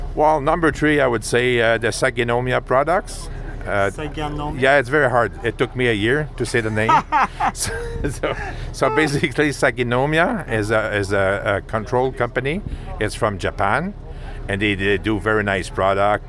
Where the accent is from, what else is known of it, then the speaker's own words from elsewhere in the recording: Montreal, Quebec, Canada; first language French; English is a second language; I'm from uh, Montreal, Quebec, so we speak French basically. So you have to uh, forgive me for my accent